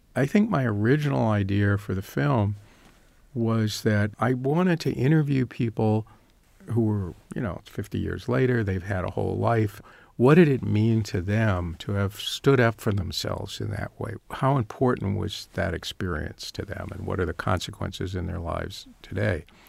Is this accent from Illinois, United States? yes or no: no; Northern Virginia, United States; moved away as an adult; also born or lived in Chicago; I grew up in Northern Virginia